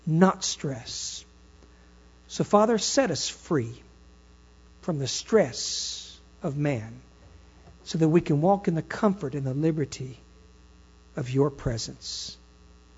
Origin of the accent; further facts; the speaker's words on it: Texas, United States; I'm a Texan. I belong in Texas ground and Texas earth